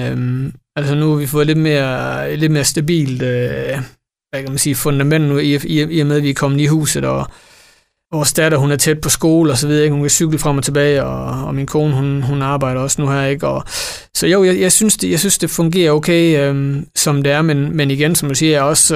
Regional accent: Esbjerg, Southern Denmark, Denmark; jeg er her fra Esbjerg, jeg er født og opvokset her

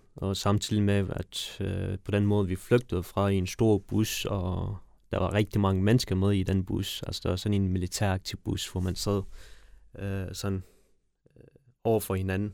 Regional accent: Kabul, Afghanistan; now in Denmark; jeg er født i Afghanistan

